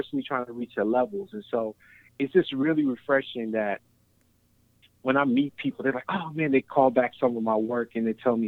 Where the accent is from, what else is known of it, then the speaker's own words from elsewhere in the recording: Cincinnati, Ohio, United States; I grew up in Cincinnati